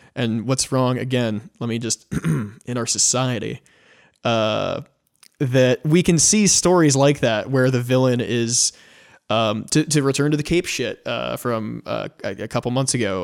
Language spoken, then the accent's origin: English; United States; I'm an American